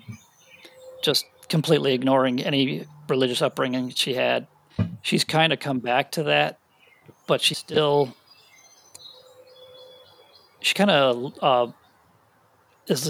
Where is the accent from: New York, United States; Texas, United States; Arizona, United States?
New York, United States; Western; also born or lived in Buffalo; now in Tennessee, United States; I was born in Buffalo. We moved around. We spent some time in Tennessee. We went back to New York. So all of us were mostly raised in Western New York.